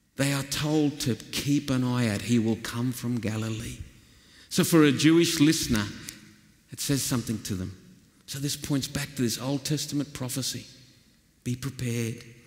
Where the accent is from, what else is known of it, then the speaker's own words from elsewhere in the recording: northwestern New South Wales, Australia; I come from the flat plains of northwestern New South Wales